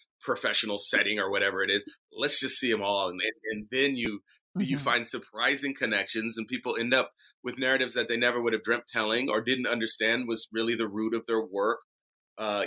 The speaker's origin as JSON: {"language": "English", "town": "Ferndale", "region": "California", "country": "United States", "tie": "born or raised there", "also_born_or_lived": "Oakland, California", "said": "I was born in Oakland, and I was raised up in a little town called Ferndale, which is up in Humboldt County"}